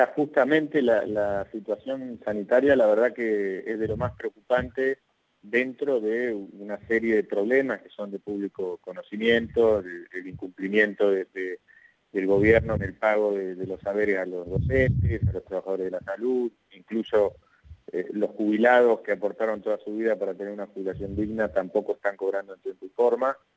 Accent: Argentina; somos todos los argentinos

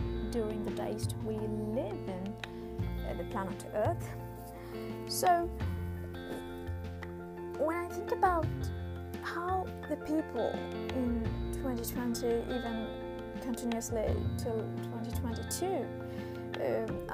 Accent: India; I come from India, so we have a certain culture

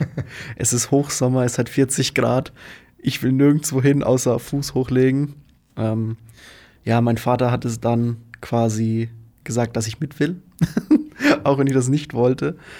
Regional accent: Faulbach, Bavaria, Germany; now in Magdeburg, Germany; ich komme aus Unterfranken. Da bin ich zumindest aufgewachsen. In Faulbach am Main

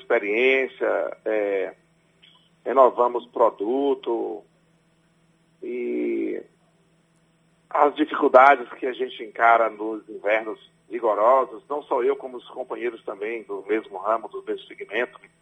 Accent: Ubaíra, Bahia, Brazil; Eu nasci no interior de Ubaíra

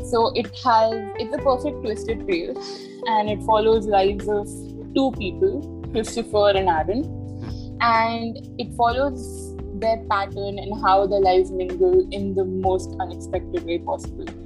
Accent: Delhi, India; I'm from Delhi, and I was born and raised here.

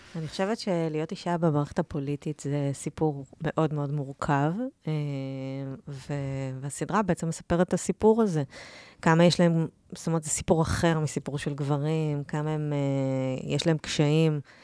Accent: Or Yehuda, Tel Aviv District, Israel; moved away as an adult; now in Tel Aviv, Israel; גדלתי באור יהודה, לא רחוק מתל אביב

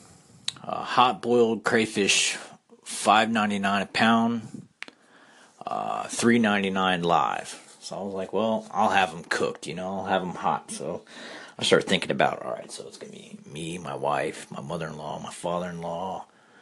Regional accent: South Florida, United States; also born or lived in Kentucky; now in Louisiana, United States; I grew up in South Florida and met my wife in Kentucky

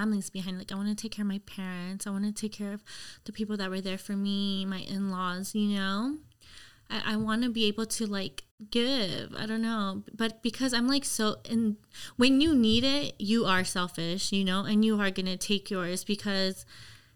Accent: Los Angeles, California, United States; also born or lived in Glendale, California; From LA. Yeah. Okay. I grew up in Lincoln Heights

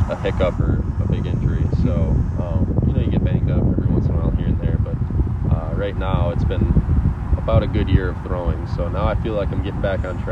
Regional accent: Wisconsin, United States; also born or lived in Auburn, Alabama; allowed me to come back home, close to Milwaukee

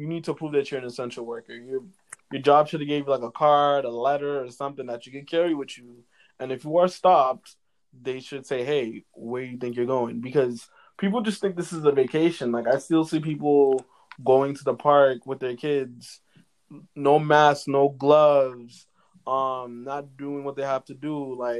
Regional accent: Canada; I'm a Canadian.

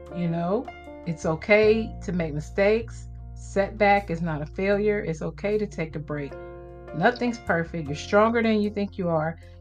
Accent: Midwest, United States; I'm from the Midwest.

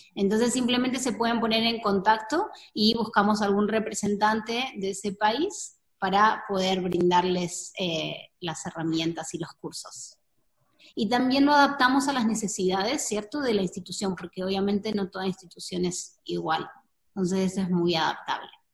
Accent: Argentina; moved away as an adult; now in Costa Rica; yo soy argentina, hace dos años que estoy viviendo en Costa Rica

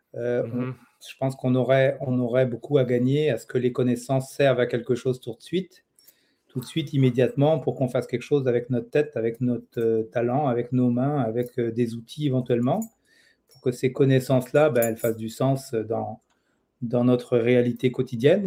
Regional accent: France; moved away as an adult; now in Quebec, Canada; j'ai étudié en France, j'ai grandi en France et puis je suis arrivé au Québec en 1998

